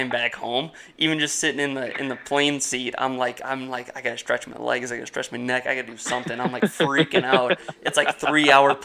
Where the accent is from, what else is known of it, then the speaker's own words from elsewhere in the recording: Wisconsin, United States; we're from Wisconsin, man. We get snow, we get cold